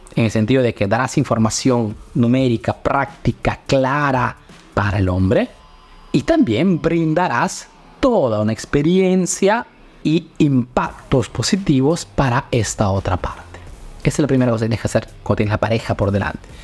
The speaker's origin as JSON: {"language": "Spanish", "country": "Peru", "moved": "yes", "lives_now": "Italy", "said": "soy un emprendedor peruano que vive, hace negocio en Italia"}